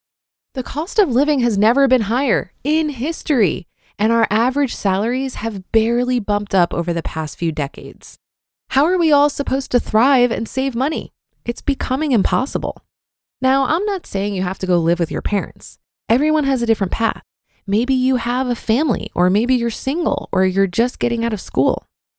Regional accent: Canada; also born or lived in Panama; I'm Canadian, but lived in Panama for a little less than 5 years.

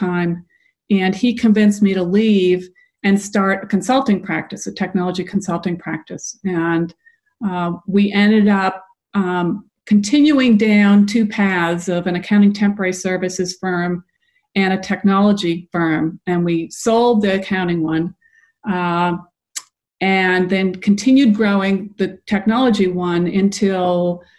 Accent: New England, United States; now in Atlanta, United States; I'm originally from New England, so I remember that kind of cold weather

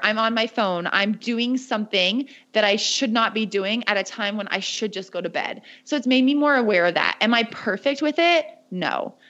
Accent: United States; accent: American; my accent is very American, not at all French Canadian

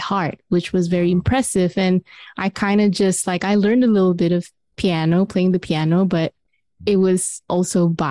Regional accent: Kuala Lumpur, Malaysia; moved away as an adult; So I was just like this girl from Kuala Lumpur, Malaysia, and where it's like, you know, tropical.

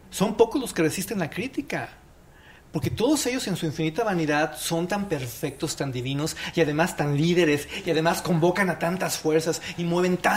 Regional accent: Monterrey, Nuevo León, Mexico; Yo vengo de Monterrey, donde los payasos ocupan una posición muy importante en la vida.

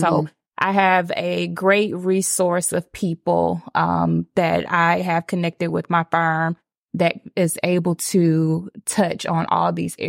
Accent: Atlanta, Georgia, United States; I am right here from Atlanta

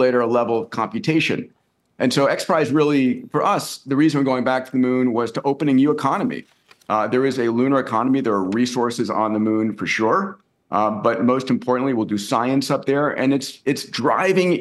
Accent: New York, United States; when I was a kid growing up in New York

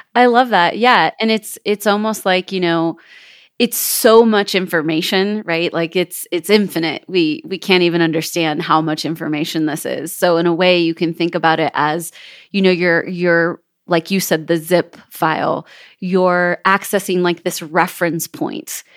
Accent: Kelseyville, California, United States; moved away as an adult; now in Jackson Hole, United States; I was born and raised in Northern California

